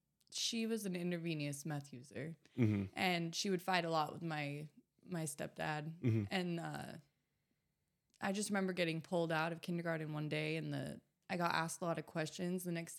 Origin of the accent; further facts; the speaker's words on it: Ashland, Oregon, United States; now in San Diego, United States; I'm from Southern Oregon. I was born and raised in Ashland, Oregon.